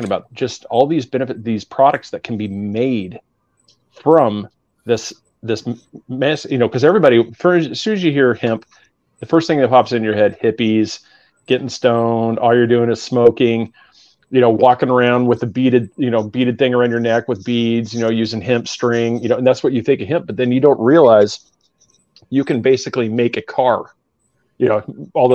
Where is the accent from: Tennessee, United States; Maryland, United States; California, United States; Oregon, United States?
Oregon, United States; moved away as an adult; now in Florida, United States; I just moved down here to Florida 3 years ago, so I'm born and raised in Oregon.